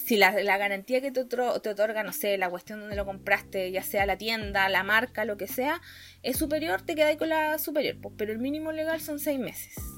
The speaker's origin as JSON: {"language": "Spanish", "town": "Temuco", "region": "Araucanía", "country": "Chile", "tie": "born or raised there", "moved": "yes", "lives_now": "Santiago, Chile"}